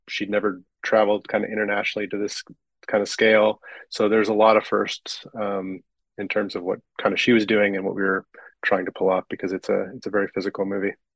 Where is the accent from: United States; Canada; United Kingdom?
Canada; Vancouver, British Columbia; I'm from Vancouver